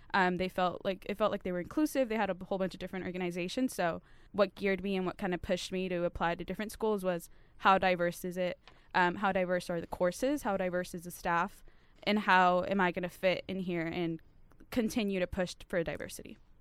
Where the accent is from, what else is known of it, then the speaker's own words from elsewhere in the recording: California, United States; I always say I'm a California patriot